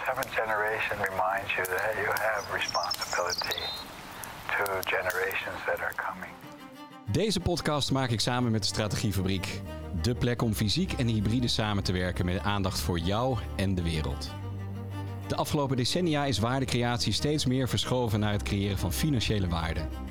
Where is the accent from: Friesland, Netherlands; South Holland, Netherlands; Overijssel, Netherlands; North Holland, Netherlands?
South Holland, Netherlands; Rotterdam; now in Utrecht, Netherlands; als geboren Rotterdammer